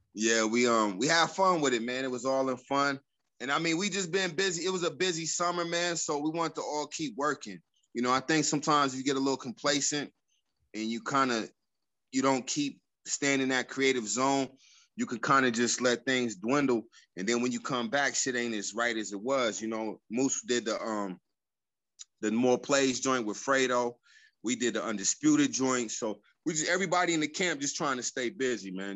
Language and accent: English; Colorado Springs, Colorado, United States; a club that I grew up in Colorado Springs called the Jazz Affair